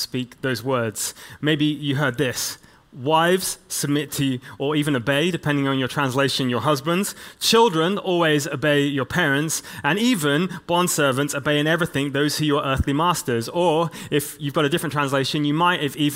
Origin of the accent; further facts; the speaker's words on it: England, United Kingdom; as an English church leader, I come from this long line of people like William Wilberforce